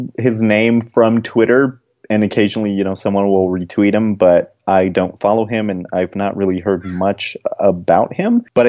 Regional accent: Denver, Colorado, United States; now in Aurora, United States; I'm from Denver and I live in Aurora.

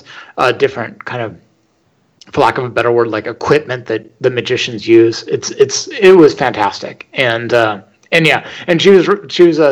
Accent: Northern California near San Francisco, United States; also born or lived in Los Angeles; I grew up in Northern California near San Francisco

